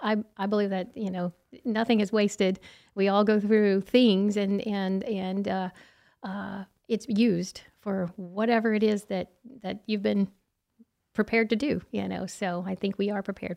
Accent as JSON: {"language": "English", "town": "Creal Springs", "region": "Illinois", "country": "United States", "tie": "born or raised there", "said": "Yeah, I grew up in Southern Illinois in Creole Springs, and I started playing piano at the age of two"}